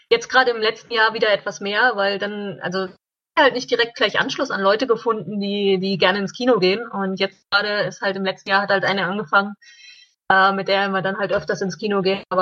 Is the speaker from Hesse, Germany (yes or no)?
no; Thuringia, Germany; ja, ich komme eigentlich aus Thüringen, aus eurer Gegend, aus dem Thüringer Wald. Ich sage immer, komme aus dem Wald.